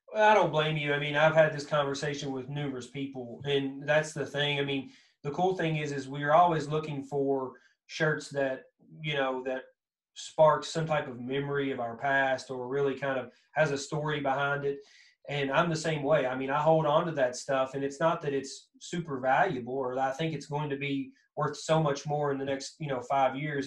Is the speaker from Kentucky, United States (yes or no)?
yes; Kentucky, United States; accent: thick southern Kentucky; that thick southern that kind of that Kentucky accent